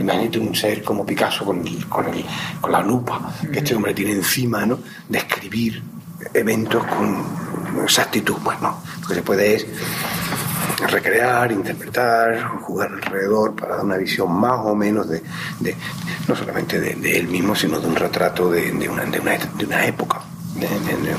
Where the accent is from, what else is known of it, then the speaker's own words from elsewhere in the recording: Málaga, Andalusia, Spain; moved away; nacimos en Málaga